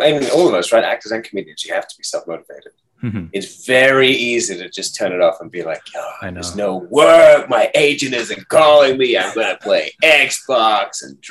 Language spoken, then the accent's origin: English; Hong Kong; moved away as an adult; also born or lived in United States; I was raised in Hong Kong, so it's been like my home base for most of my life